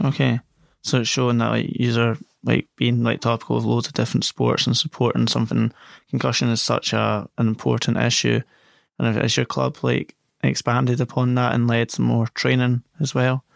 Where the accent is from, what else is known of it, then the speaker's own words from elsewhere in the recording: Scotland, United Kingdom; a Scotsman myself